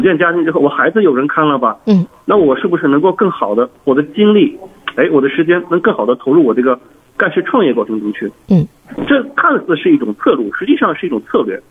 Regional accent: Wenzhou, Zhejiang, China; moved away as an adult; also born or lived in Panjin, Liaoning / Heihe, Heilongjiang; now in Dalian, China; 我老家是浙江温州人，小，小镇青年啊

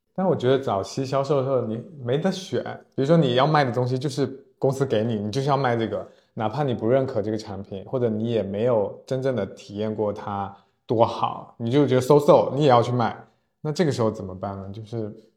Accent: Fujian, China; accent: Fujian; 我有点负见口音

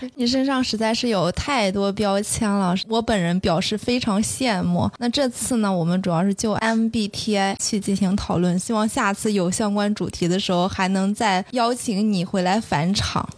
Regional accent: Shandong, China; 我是个山东人，比较实在

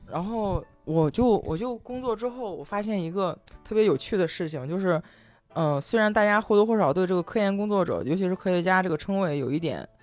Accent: Henan, China; 我河南人，我们晚上有晚自习

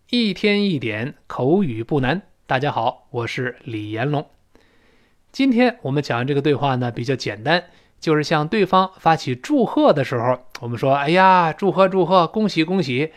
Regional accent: China; 我们中国人

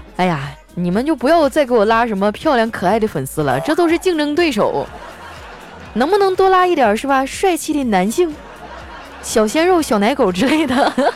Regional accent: Northeast China, China; 作为一个东北人，我最受不了的就是我已经两个礼拜没有搓澡了

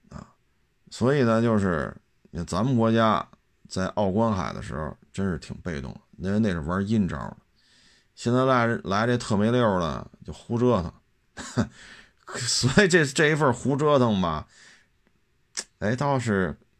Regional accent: China; 咱们内地人

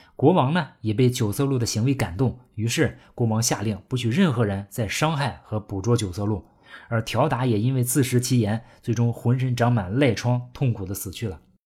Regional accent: China; 我们中国人

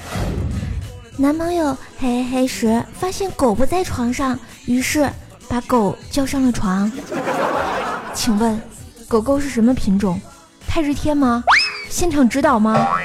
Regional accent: Tianjin, China; 我天津人儿。吃煎饼果子长大的

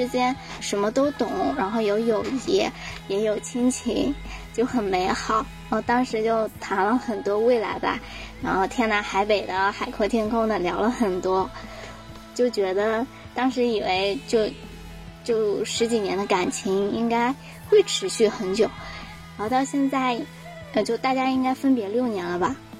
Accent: Shanxi, China; 啊，我就是从小在山西长大，然后属于异地考生，

